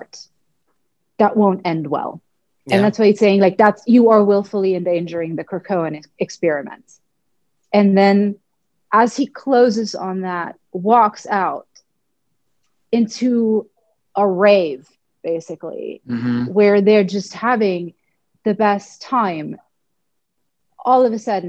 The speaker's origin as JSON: {"language": "English", "country": "Germany", "tie": "born or raised there", "said": "I'm German, I grew up in Germany"}